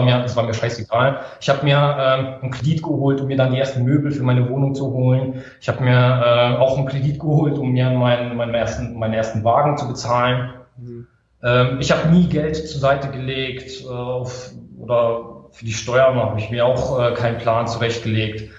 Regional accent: Karlsruhe, Baden-Württemberg, Germany; ich komme aus Karlsruhe, bin 30 Jahre jung

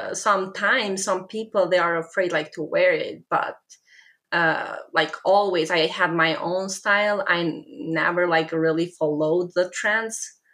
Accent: Albania; English is a second language; I am from Albania.

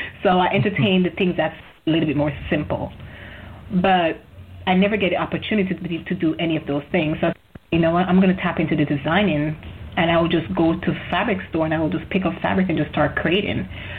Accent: Jamaica; But I'm from Jamaica, so I feel like getting an education is probably looks better, right?

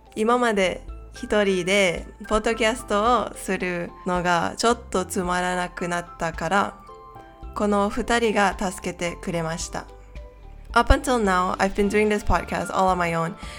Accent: Malaysia; Japanese is a second language; 私はマレーシア人なんですけど

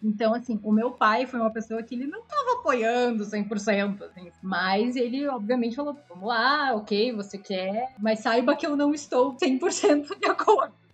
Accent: Curitiba, Paraná, Brazil; moved away as an adult; also born or lived in Milan; now in São Paulo, Brazil; eu sou de Curitiba.

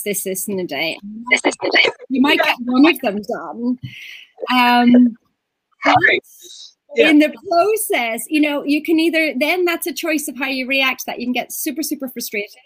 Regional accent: Ireland; now in Portugal; I'm Irish

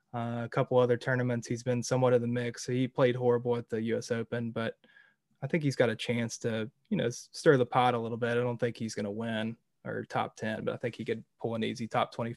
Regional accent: United States; I'm American. Your boy's from the hills.

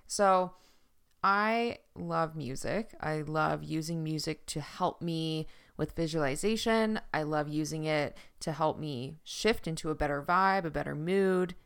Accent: Newfoundland and Labrador, Canada; accent: Newfoundland; my Newfoundland accent

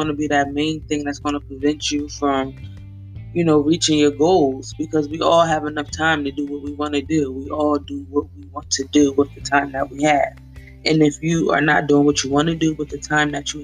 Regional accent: Wilmington, Delaware, United States; I am from Wilmington, Delaware, born and raised

